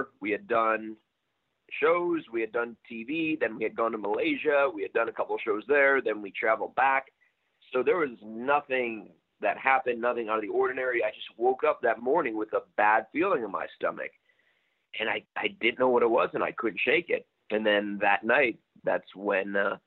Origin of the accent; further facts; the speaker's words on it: Chicago, Illinois, United States; I'm from Chicago